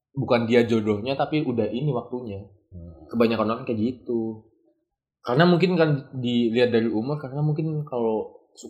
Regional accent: Java, Indonesia; nah ini cu sering tuh apalagi kalau ini cu pas lagi kalau di Jawa kita kan Jawa ya

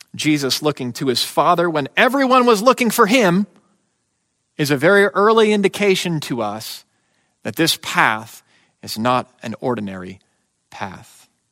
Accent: United States

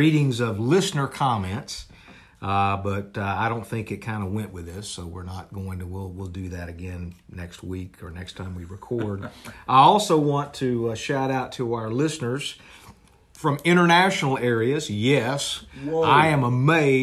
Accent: Dallas, Texas, United States; I grew up here in John Wiley Price in Dallas, Texas

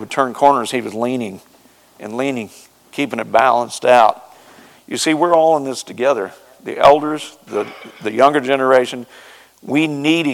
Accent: Ozark Mountains, Southwest Missouri, United States; moved away; I'm from Southwest Missouri, where the hillbillies live, and in the Ozark Mountains

